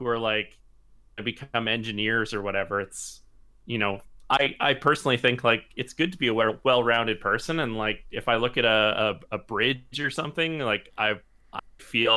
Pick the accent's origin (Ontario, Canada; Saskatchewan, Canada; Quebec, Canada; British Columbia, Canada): Saskatchewan, Canada; Regina; moved away; Like I'm from Regina originally